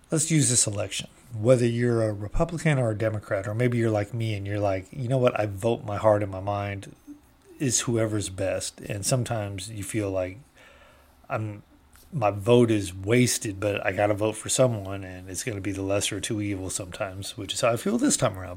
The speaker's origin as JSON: {"language": "English", "country": "United States", "said": "I have been proud as an American for my almost forty-eight years"}